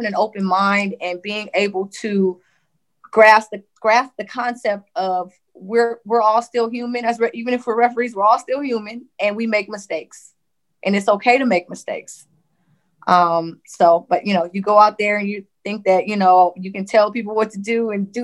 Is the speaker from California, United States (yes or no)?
yes; Compton, California, United States; growing up in Compton, it was different because I hadn't been out of Compton